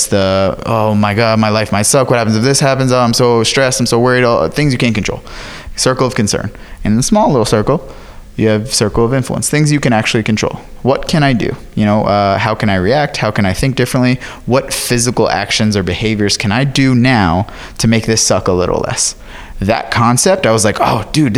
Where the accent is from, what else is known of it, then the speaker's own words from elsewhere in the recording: Florida, United States; I'm from Florida